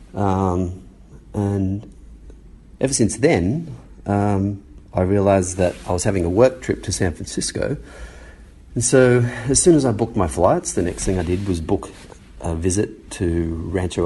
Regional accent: Australia; growing up in Australia

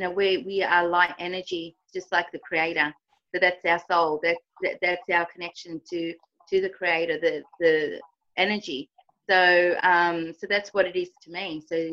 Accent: Argentina; now in Australia; I'm actually from Argentina originally, and, you know, my family, you know, came to Australia, and I've started my spiritual journey here.

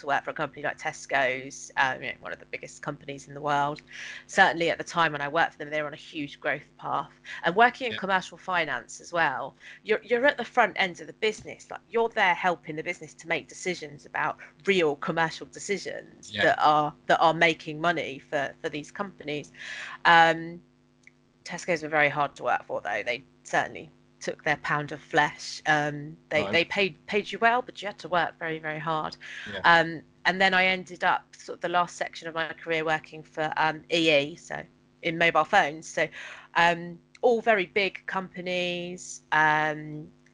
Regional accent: Penzance, South West England, United Kingdom; now in Hertfordshire, United Kingdom; I'm from Penzance in Cornwall, and I live in Hertfordshire now

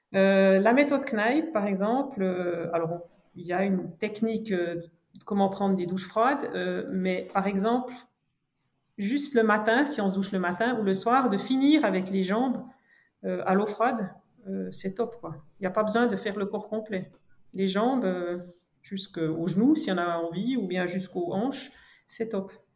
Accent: French-speaking Switzerland, Romandy, Switzerland; je suis née en Suisse romande, donc du côté francophone. Mes parents sont de germanophone, mais moi, je suis née ici en Suisse romande

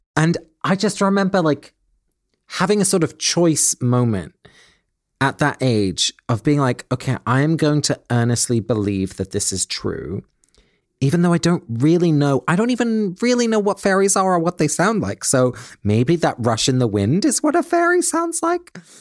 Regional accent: England, United Kingdom; When I was a little boy, my grandparents lived in Holland and I grew up in England

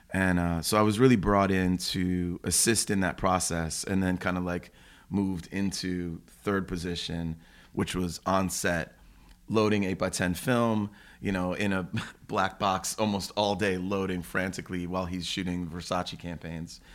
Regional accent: Cleveland, Ohio, United States; moved away; I grew up in Cleveland, you know, born and raised in, you know, suburbs of Cleveland.

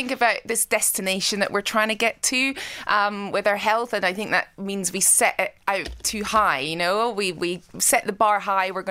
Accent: Scotland, United Kingdom; I grew up in Scotland. Uh, I come from a farm in the middle of nowhere.

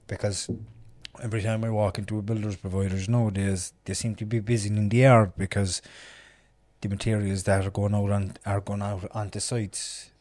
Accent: Ireland; we're we're Irish people and citizens of Ireland

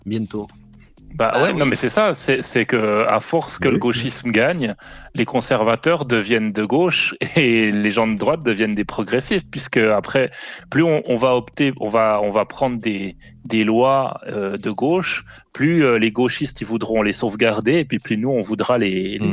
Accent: Switzerland; je suis né en Suisse, donc déjà, euh, tu vois. Mais, mais j'ai quand même un attachement à la France, tu vois. Mais par contre, à choisir, euh, mon pays, c'est la Suisse. J'y suis né, j'y ai vécu toute ma vie

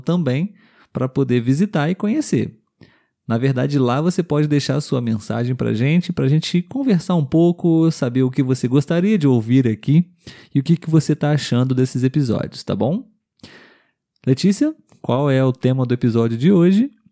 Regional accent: Brazil; somos brasileiros

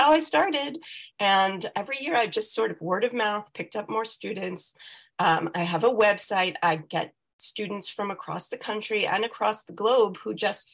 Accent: Scarsdale, New York, United States; moved away as an adult; now in Rhode Island, United States; I come from Scarsdale, New York. And I grew up there

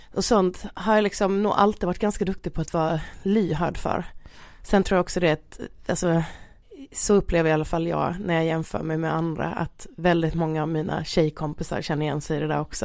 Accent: Halmstad, Halland County, Sweden; min uppväxt rent generellt i Halmstad måste jag säga var jätte, jättebra

